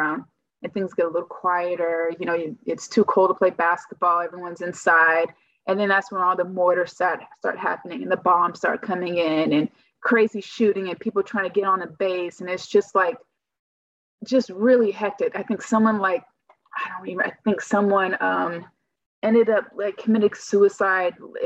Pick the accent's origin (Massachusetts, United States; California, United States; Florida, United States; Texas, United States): California, United States; moved away as an adult; also born or lived in Gurnee, Illinois; I'm originally from California